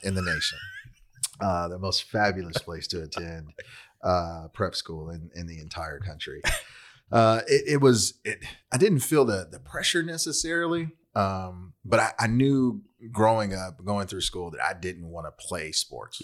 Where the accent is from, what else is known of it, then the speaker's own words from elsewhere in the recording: Long Beach, California, United States; now in Fort Worth, United States; originally from L A County. I grew up in Long Beach. Now I live in Fort Worth, Texas